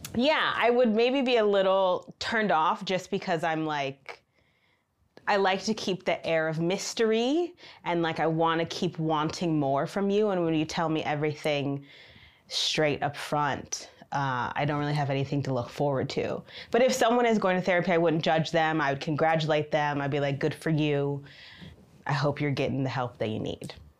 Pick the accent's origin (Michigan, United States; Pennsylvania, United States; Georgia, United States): Michigan, United States; moved away as an adult; now in China; I've lived in China for three years, and I am from Michigan in the United States